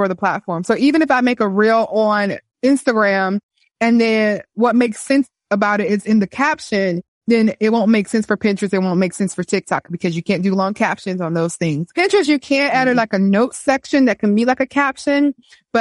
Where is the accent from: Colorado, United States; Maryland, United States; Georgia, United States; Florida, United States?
Florida, United States; Miami; also born or lived in Korea; now in Atlanta, United States; I just came from Miami this past weekend, but I'm from Miami